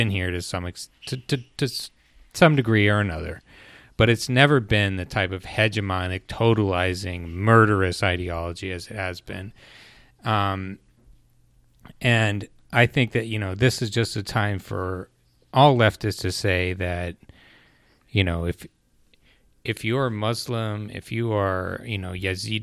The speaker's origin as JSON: {"language": "English", "country": "United States", "tie": "born or raised there", "also_born_or_lived": "Utah / Colorado", "said": "I grew up in Utah and Colorado, not notably Jewish places"}